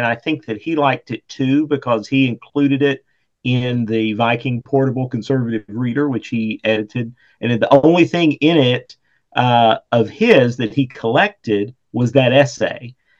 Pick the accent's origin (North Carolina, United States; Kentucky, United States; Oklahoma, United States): Kentucky, United States; Eastern; also born or lived in Lexington, Kentucky; I'm from Eastern Kentucky, and we've got, you know, the whole mountain foothills, pretty scenery there.